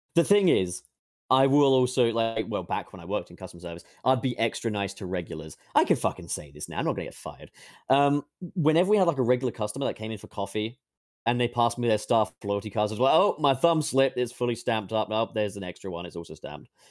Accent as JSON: {"language": "English", "region": "England", "country": "United Kingdom", "said": "I'm from England"}